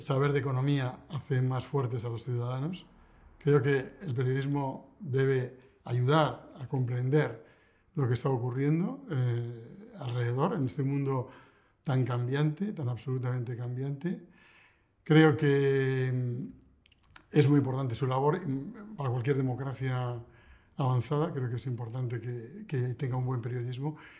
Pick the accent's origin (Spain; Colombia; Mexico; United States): Spain; Bilbao, Basque Country; now in Madrid, Spain; nací en Bilbao, eh, vivo en Madrid